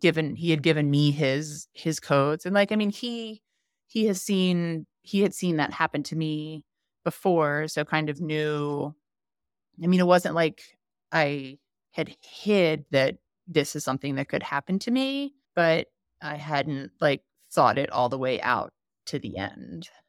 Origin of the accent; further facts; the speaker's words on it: D.C., Maryland, United States; moved away as an adult; also born or lived in Chicago, Illinois; now in Jackson, United States; I grew up on the East Coast in Maryland, outside of Washington, D C.